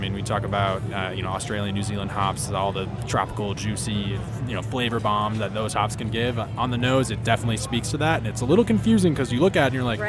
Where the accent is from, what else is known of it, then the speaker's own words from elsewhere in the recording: Wisconsin, United States; I'm from Wisconsin